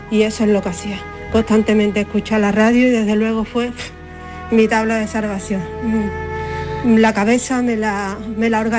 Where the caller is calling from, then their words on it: Seville, Andalusia, Spain; Hola, buenos días. … de Sevilla.